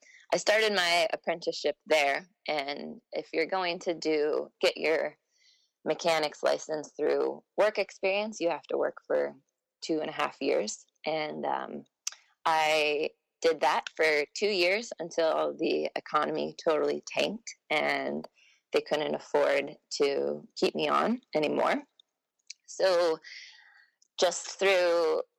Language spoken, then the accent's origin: English; Carbondale, Colorado, United States; moved away as an adult; now in Alaska, United States; I grew up in Carbondale, Colorado